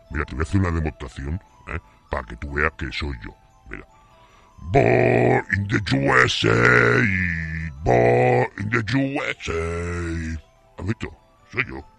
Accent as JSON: {"language": "Spanish", "town": "Calahorra", "region": "La Rioja", "country": "Spain", "said": "Yo soy de aquí de Calahorra, macho."}